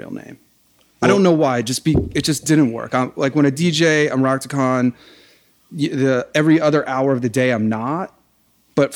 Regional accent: Alexandria, Virginia, United States; I'm from Alexandria, upper middle class. I don't know. It's a lot of government people. It's a lot of lawyers and stuff like that. The neighborhood I grew up in is pretty nice

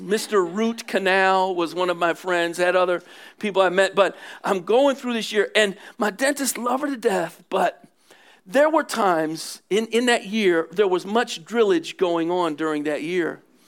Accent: Philadelphia, Pennsylvania, United States; I'm from Philly

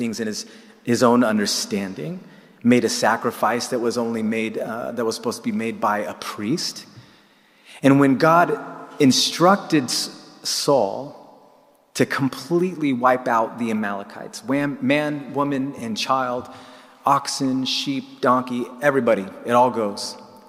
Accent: California, United States; moved away as an adult; now in Jerusalem, Israel; Originally, I'm from California, and about 8 years ago, my wife and I made Aliyah, which is the process in which Jews from around the world can come and make their home here. Simultaneously, I am a believer in Jesus

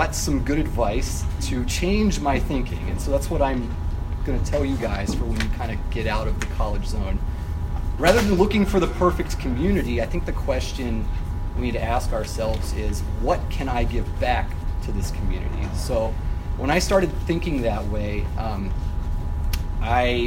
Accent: Nebraska, United States; moved away as an adult; now in Chicago, United States; I'm from Nebraska. And I went to the University of Nebraska

